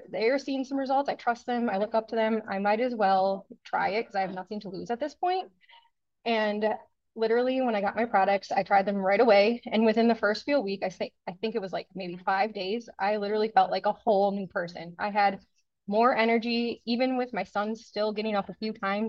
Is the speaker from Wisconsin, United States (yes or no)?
yes; Wisconsin, United States; I'm from Wisconsin